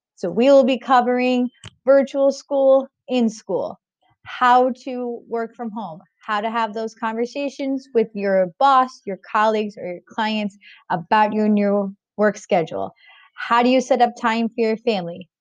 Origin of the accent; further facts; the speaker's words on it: New York, United States; I grew up in New York on good pizza